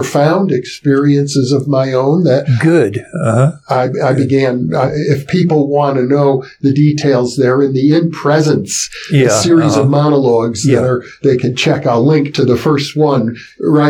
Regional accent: Wisconsin, United States; I grew up in Wisconsin

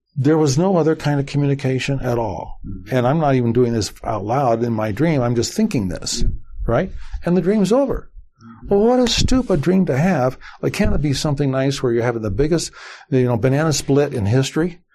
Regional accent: Las Vegas, Nevada, United States; I was born there, and you know at that time there might have been twenty some thousand, maybe twenty five thousand. I was blessed to be uh, to be uh, growing up in that environment.

